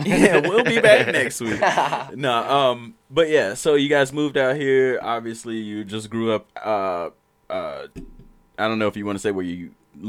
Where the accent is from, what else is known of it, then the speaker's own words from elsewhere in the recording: Alabama, United States; I'm from Alabama.